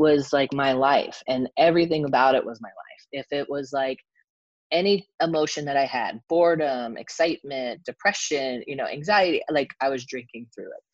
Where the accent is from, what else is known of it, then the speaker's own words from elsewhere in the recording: Los Angeles, California, United States; I grew up in Los Angeles